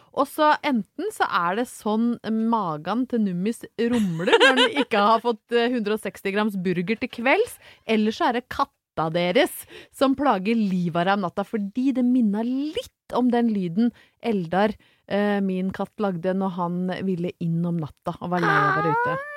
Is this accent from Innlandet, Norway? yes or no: yes; Brøttum, Innlandet, Norway; til å være fra Brøttum